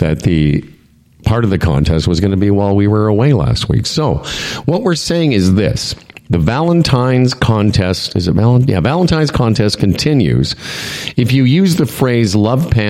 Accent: Moose Jaw, Saskatchewan, Canada; I'm from Moose Jaw

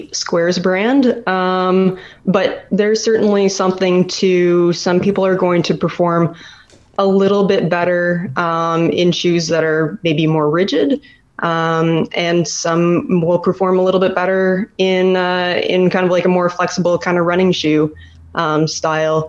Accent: Canada; being a Canadian

